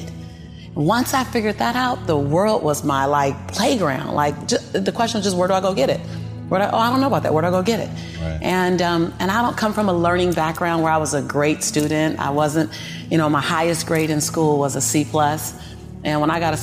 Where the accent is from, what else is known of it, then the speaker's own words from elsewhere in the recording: Los Angeles, California, United States; born and raised in South Central